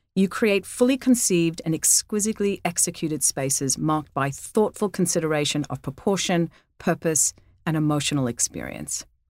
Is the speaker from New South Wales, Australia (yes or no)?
yes; Sydney, New South Wales, Australia; I grew up in Australia